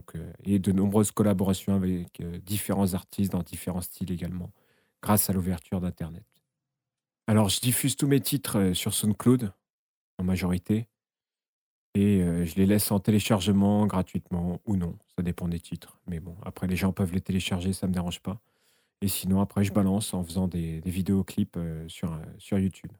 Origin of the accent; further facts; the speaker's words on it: Essonne, Île-de-France, France; je suis originaire de l'Essonne dans le 91